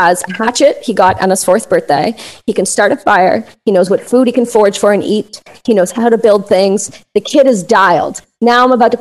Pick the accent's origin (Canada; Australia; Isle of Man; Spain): Canada; I love being Canadian.